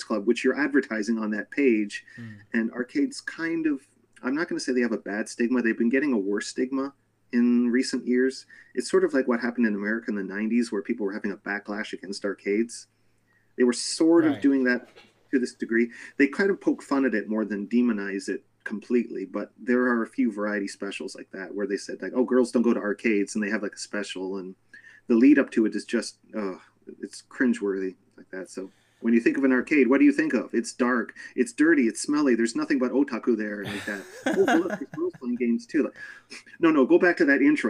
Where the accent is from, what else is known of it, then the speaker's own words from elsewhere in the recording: Canada; moved away as an adult; now in Japan; I grew up with arcades in Canada in the 80s